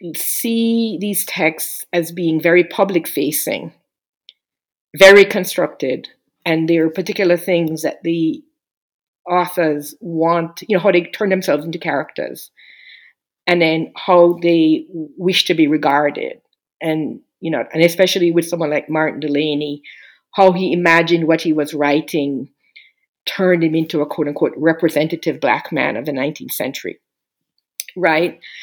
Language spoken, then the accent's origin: English; Jamaica; now in United States; I'm um, a Jamaican immigrant to the U.S., I've been here over 30 years